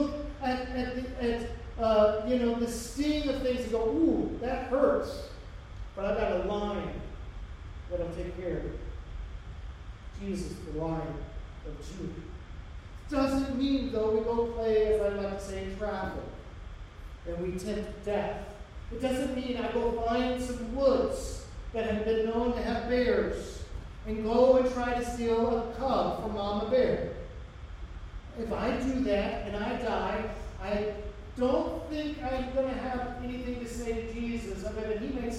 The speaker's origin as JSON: {"language": "English", "country": "United States", "said": "as American Christians"}